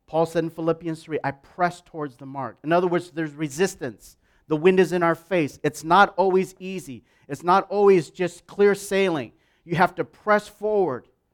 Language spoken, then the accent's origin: English; Wisconsin, United States; moved away as an adult; also born or lived in Minneapolis; now in Vancouver; I grew up as an Asian in an all-white town in Wisconsin. Literally for eighteen years